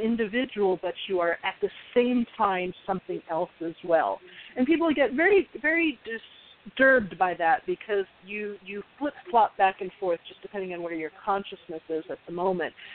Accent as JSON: {"language": "English", "town": "Scottsdale", "region": "Arizona", "country": "United States", "tie": "born or raised there", "moved": "yes", "said": "I grew up in Scottsdale, but our our area code was different back then"}